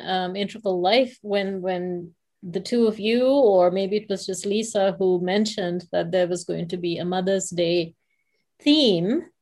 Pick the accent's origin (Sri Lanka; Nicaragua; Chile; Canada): Sri Lanka; I come from Sri Lanka, so I come from a different culture to some degree